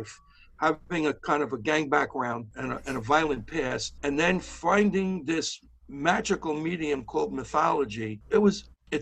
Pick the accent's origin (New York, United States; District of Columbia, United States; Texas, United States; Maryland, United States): New York, United States; New York City; I grew up in Brooklyn at an early age, in my teenage years, living in a neighborhood with a lot of violence and conflict.